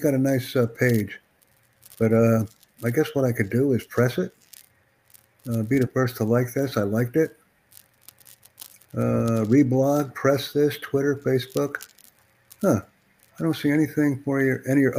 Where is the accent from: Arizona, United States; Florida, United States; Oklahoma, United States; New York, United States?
New York, United States; New York City; I'm not from Windsor, Ontario. I'm from New York City